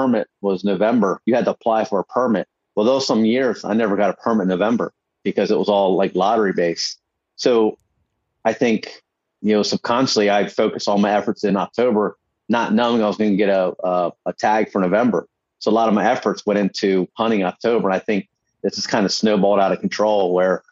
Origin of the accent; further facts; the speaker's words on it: New Jersey, United States; my home state